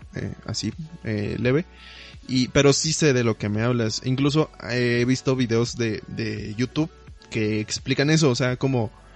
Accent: Mexico; como buen mexicano

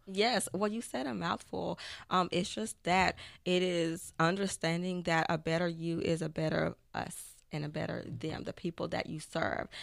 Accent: Tyler, Texas, United States; I am from Tyler, Texas

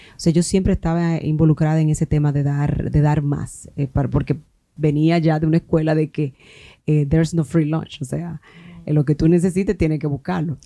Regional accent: Palenque, San Cristóbal, Dominican Republic; moved away; also born or lived in Santo Domingo; yo soy de Palenque, eh, estudié en una escuela pública

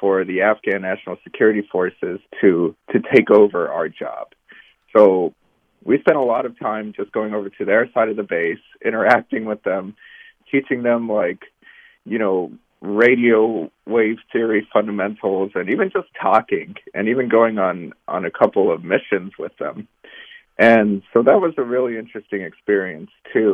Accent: Arizona, United States; moved away; the area where I grew up in the United States, which is in Arizona, right along the border

